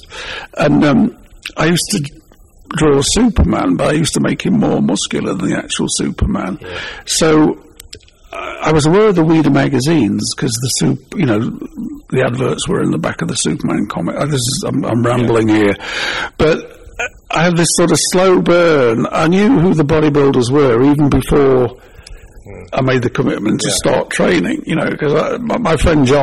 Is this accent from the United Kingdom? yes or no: yes; England, United Kingdom; I'm English